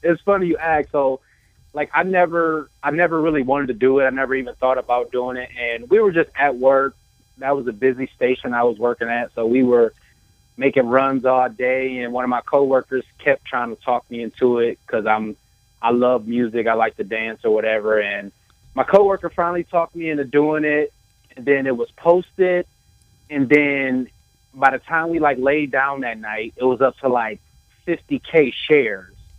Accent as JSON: {"language": "English", "town": "Toledo", "region": "Ohio", "country": "United States", "tie": "born or raised there", "said": "I was born and raised in Toledo, Ohio."}